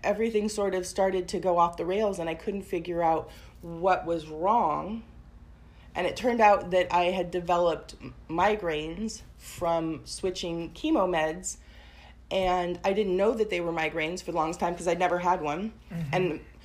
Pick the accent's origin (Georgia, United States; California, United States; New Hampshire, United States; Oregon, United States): Oregon, United States; Portland; also born or lived in Tigard; I grew up in Portland, but then I moved to the suburbs